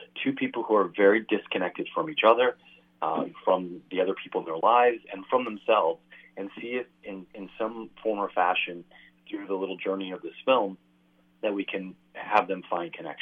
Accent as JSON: {"language": "English", "region": "Missouri", "country": "United States", "moved": "yes", "lives_now": "Los Angeles, United States", "said": "I'm from Missouri myself, and we say blowing and a going"}